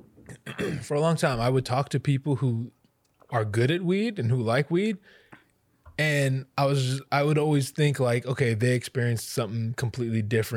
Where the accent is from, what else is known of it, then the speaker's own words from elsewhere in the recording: Hawaii, United States; we're Hawaiian